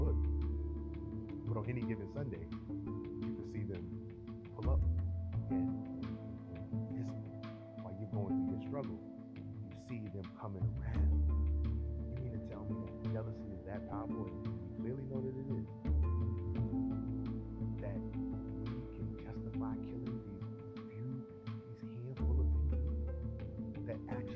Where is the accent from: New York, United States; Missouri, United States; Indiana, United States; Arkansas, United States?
New York, United States; New York City; I'm from Harlem